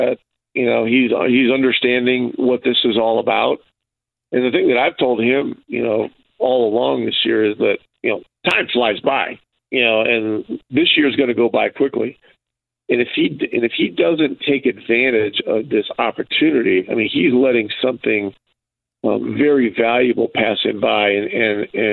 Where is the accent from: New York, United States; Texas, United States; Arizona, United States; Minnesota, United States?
New York, United States; Ogdensburg; now in Indianapolis, United States; my hometown in Ogdensburg